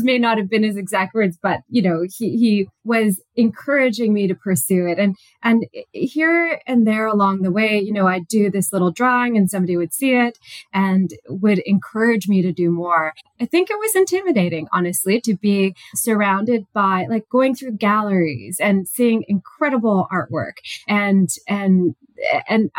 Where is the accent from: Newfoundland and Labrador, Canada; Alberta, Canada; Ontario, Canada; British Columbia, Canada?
British Columbia, Canada; also born or lived in New Westminster, British Columbia / Vancouver Island; now in Innisfil, Canada; I'm originally from British Columbia, so I grew up there. I was born there in New Westminster